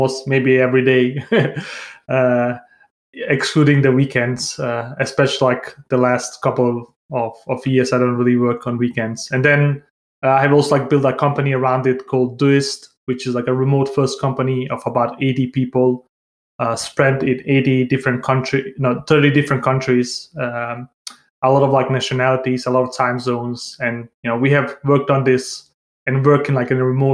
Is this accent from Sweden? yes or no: no; Denmark; moved away as an adult; also born or lived in Bosnia / Santiago, Chile; now in Barcelona, Spain; I was born in Bosnia. I grew up in Denmark.